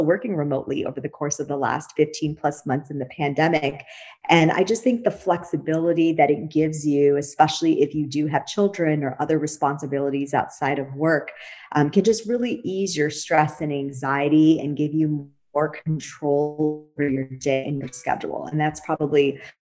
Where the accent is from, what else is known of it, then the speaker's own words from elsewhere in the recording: Wisconsin, United States; moved away as an adult; also born or lived in Silicon Valley, California; now in San Diego, United States; I was born and raised in Wisconsin. So I'm a fellow Midwesterner. I've been a Californian for over 20 years